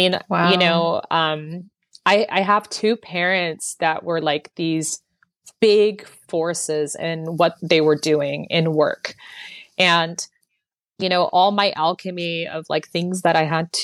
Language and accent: English; Bay Area, California, United States; I was born and raised in the Bay Area, California